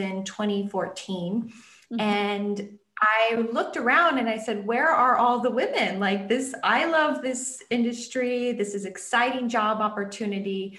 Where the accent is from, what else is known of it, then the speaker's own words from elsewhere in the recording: Iowa, United States; I grew up in Iowa. I'm a farm girl.